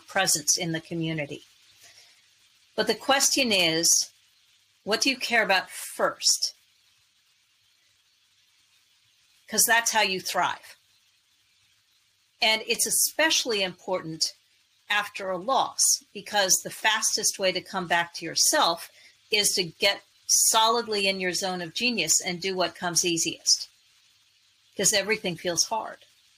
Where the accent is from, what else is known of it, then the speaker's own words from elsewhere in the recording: New York City, New York, United States; I grew up in New York City